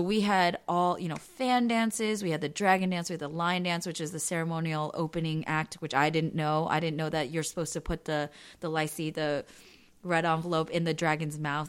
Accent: East Bay, California, United States; also born or lived in San Jose / Cupertino; now in Los Angeles, United States; I grew up in East Bay

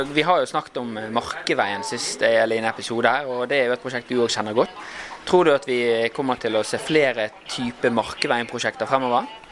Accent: Bergen, Vestland, Norway; vi er bergensere

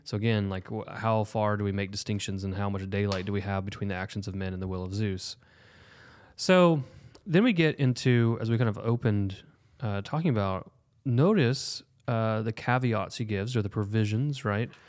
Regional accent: Oklahoma, United States; we're from Oklahoma

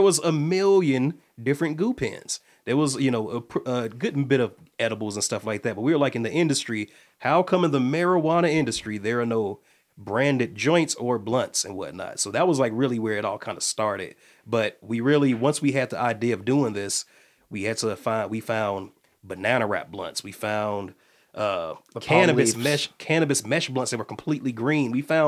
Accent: Midwest, United States; also born or lived in Atlanta; We're from both from the Midwest. I moved from Atlanta

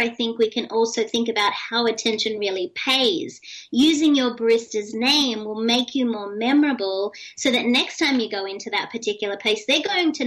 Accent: Australia; moved away; also born or lived in United States; being Australian, but also being an American citizen

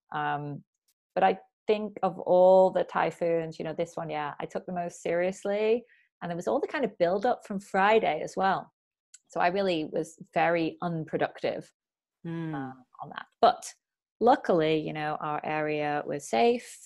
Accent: Bury, North West England, United Kingdom; moved away as an adult; also born or lived in Oxford / Chiba, Japan; now in Japan; So I'm originally from Bury, uh, near Manchester

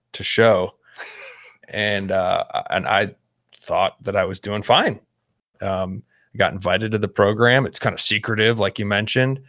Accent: Houston, Texas, United States; moved away as an adult; also born or lived in Baltimore, Maryland; now in Midwest, United States; I grew up in Houston, suburb, though, not Ranch Hand Cowboy

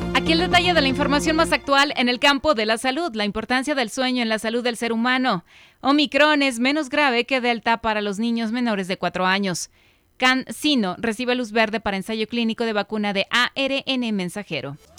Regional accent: Mexico; Como cultura mexicana

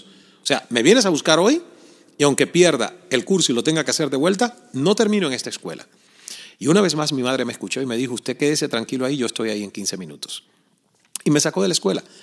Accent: El Caney, Santiago de Cuba, Cuba; yo crecí en Cuba, en un pequeño pueblo llamado El Caney

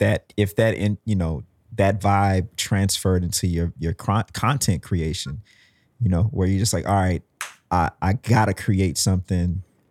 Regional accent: Mississippi, United States; I'm from Mississippi originally. So I went to college there.

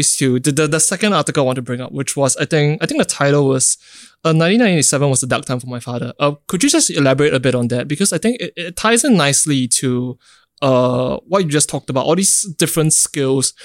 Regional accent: Singapore; growing up in Singapore myself

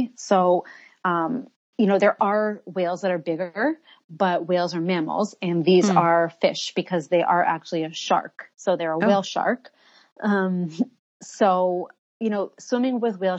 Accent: Toronto, Ontario, Canada; moved away as an adult; now in Riviera Maya, Mexico; I'm Canadian from Toronto, but I've been living here in the Riviera Maya for 5 years.

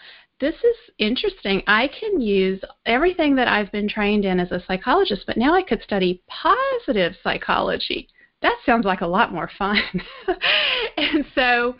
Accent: Alexandria, Louisiana, United States; moved away as an adult; also born or lived in Austin, Texas; I grew up in Alexandria, Louisiana

